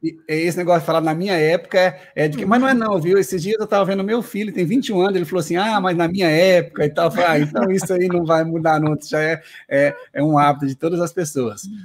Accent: Paraná, Brazil; now in Recife, Brazil; Eu nasci no Paraná

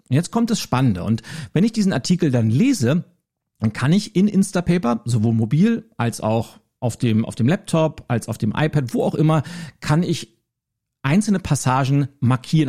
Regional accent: Schleswig-Holstein, Germany; als Schleswig-Holsteiner drücke ich

